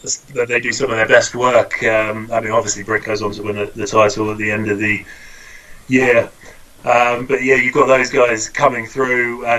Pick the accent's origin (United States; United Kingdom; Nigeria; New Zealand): United Kingdom; as a British guy